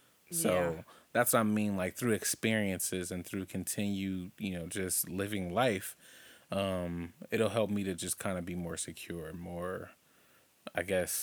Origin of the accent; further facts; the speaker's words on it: Compton, California, United States; growing up in Compton, living in my great-great-grandma's house, off of Rosecrans, that was the place that when I think of home, that was home for me because that's where we lived the longest